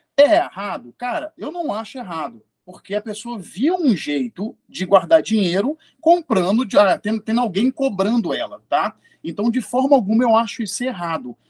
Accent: Belo Horizonte, Minas Gerais, Brazil; now in Lagoa Santa, Brazil; eu sou de Belo Horizonte, atualmente morando em Lagoa Santa

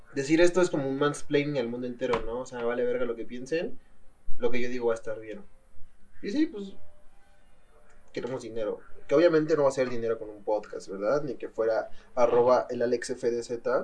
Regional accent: State of Mexico, Mexico; soy del Estado de México

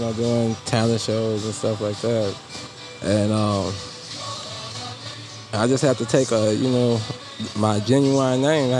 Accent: Houston, Texas, United States; born there; now in Spring, United States; I was born here in Houston. This is where I was born. And so I just recently moved back to Spring.

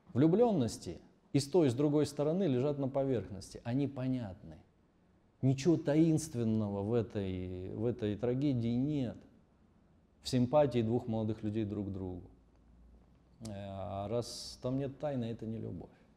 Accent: Pyatigorsk, Stavropol Krai, Russia; Я родом из Пятигорска, город небольшой, у нас там жил художник

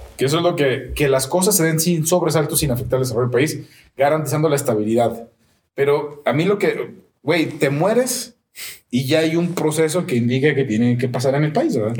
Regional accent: Mexico; unirnos como mexicanos

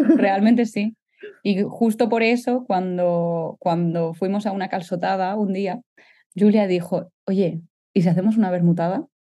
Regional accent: Catalonia, Spain; moved away as an adult; now in Netherlands; como decimos los catalanes

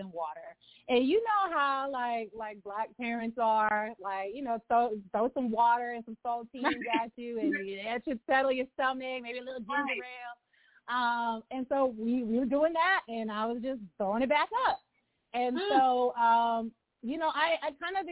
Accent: Lompoc, California, United States; moved away; also born or lived in Los Angeles; I was born in LA, but I was raised in Santa Barbara County in Lompoc.

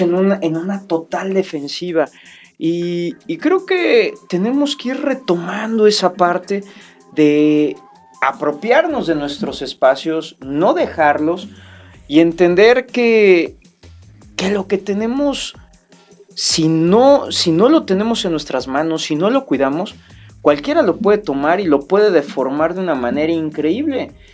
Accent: Mexico; nuestra cultura como mexicanos

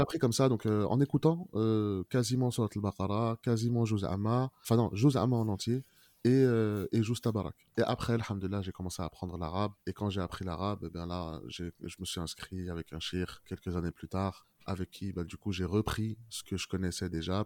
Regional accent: France; on a grandi en France

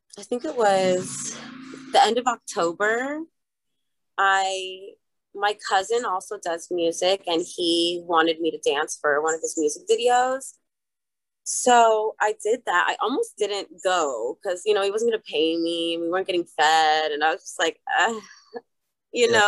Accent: Arizona, United States; also born or lived in Los Angeles, California / San Francisco, California; I was born in Los Angeles and raised in Arizona

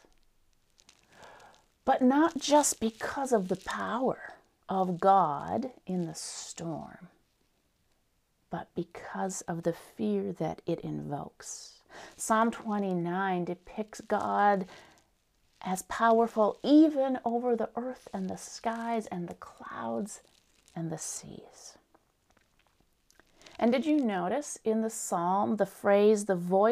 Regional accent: North Woods of Minnesota, United States; The home that I grew up in the North Woods of Minnesota

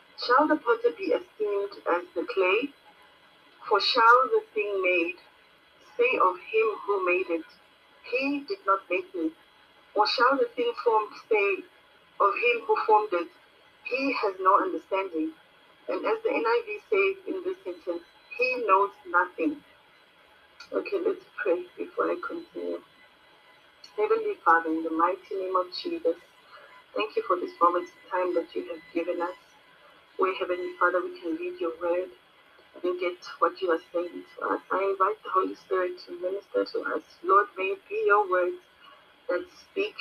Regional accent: South Africa; I am from South Africa.

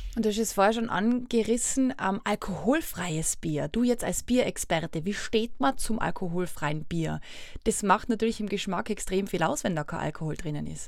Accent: Austria; bei uns in Österreich

